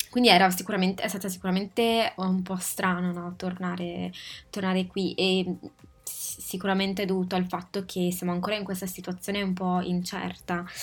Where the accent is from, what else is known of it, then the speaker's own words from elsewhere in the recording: Italy; io ritengo l'Italia a casa mia, la mia terra, quindi io veramente spero prima o poi di riuscire a visitare tutti gli angoli pazzeschi che abbiamo